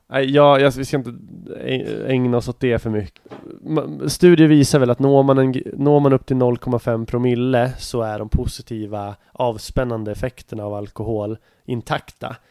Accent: Nyköping, Södermanland, Sweden; moved away; min hemstad Nyköping

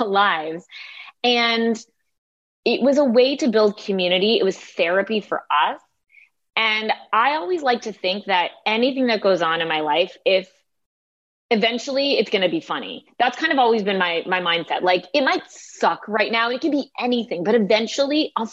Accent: Canada; I like to say I'm Canadian. We're very self-deprecating by nature

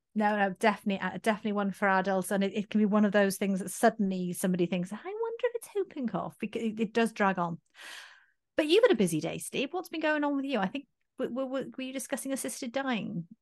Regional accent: Swansea, Wales, United Kingdom; Swansea, which is actually my hometown

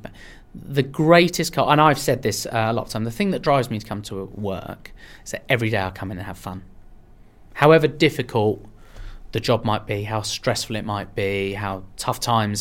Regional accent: Marlow, South East England, United Kingdom; English is a second language; also born or lived in Iran / London; I moved to Marlow in Buckinghamshire when I was five

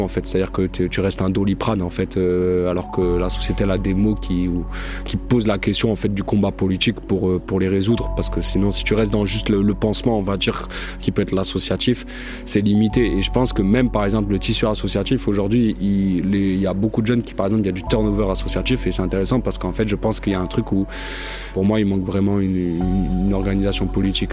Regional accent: Marseille, Provence-Alpes-Côte d'Azur, France; also born or lived in Saint-Denis; j'ai grandi à Marseille, j'ai fait mes études à, Saint-Denis. Et euh, voilà, là je suis de retour à Marseille

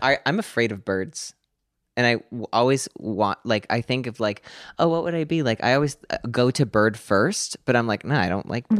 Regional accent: Pennsylvania, United States; I'm nine and from Pennsylvania

